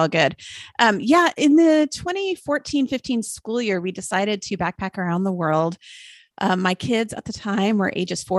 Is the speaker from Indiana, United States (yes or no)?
no; Austin, Texas, United States; I'm just north of Austin, which is where I grew up. That was my hometown